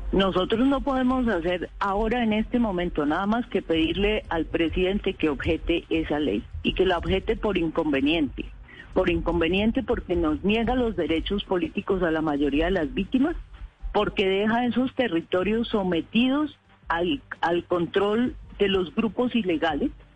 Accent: Pitalito, Huila, Colombia; also born or lived in Caquetá; now in Bogotá, Colombia; Yo soy de Pitalito, Huila, con nexos con el Caquetá también.

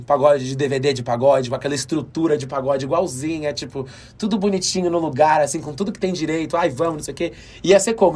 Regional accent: São Paulo, Brazil; o lugar de onde eu vim, a Zona Leste de São Paulo

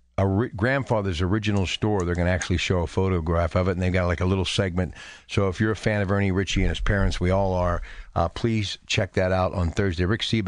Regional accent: New Brighton, Pennsylvania, United States; I grew up in New Brighton here in Washington.

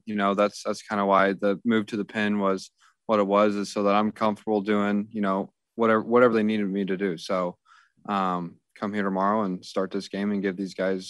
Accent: Kansas City, United States; My family's from, I'm from Kansas City. I went to school a little bit south of Joplin.

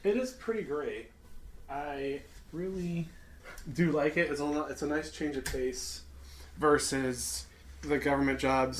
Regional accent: Chicagoland area, Illinois, United States; now in St. Louis, United States

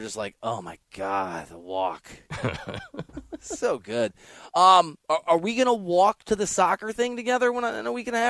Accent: Midwest, United States; I'm from that part of the country, so I'm not a Detroit guy. I'm from the Midwest.

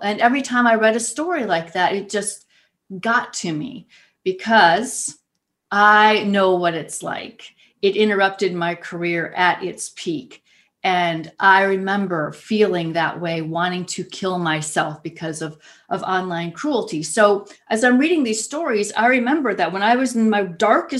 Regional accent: Ohio, United States; back here in my home state of Ohio, in little Youngstown, Ohio

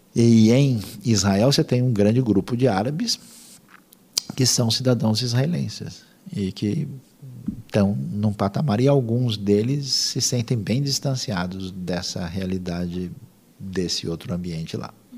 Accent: Brazil; nós somos do Brasil

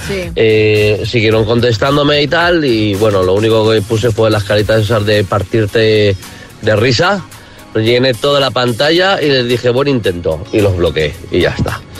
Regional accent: Valencia, Valencian Community, Spain; de Valencia.

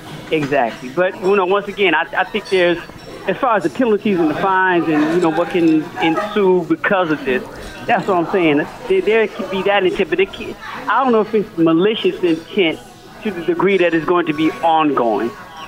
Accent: Chicago, Illinois, United States; I'm from Chicago

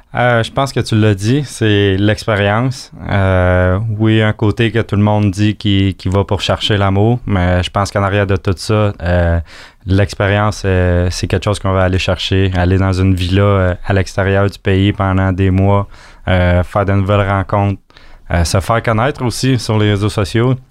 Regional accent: Acton Vale, Quebec, Canada; on vient d'Actonville.

